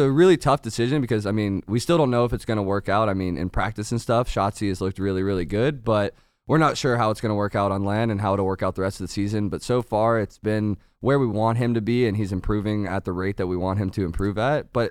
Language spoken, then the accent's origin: English; Northern Virginia, United States